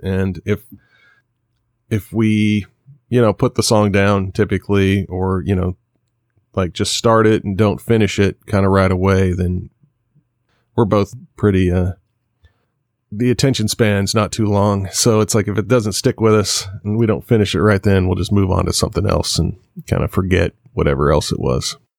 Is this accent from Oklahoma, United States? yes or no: no; Kansas, United States; moved away; also born or lived in Nashville; I'm from Kansas